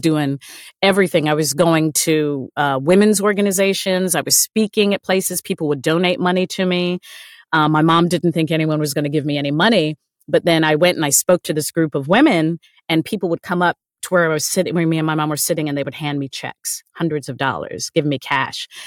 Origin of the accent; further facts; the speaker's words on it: United States; a Black woman growing up in American culture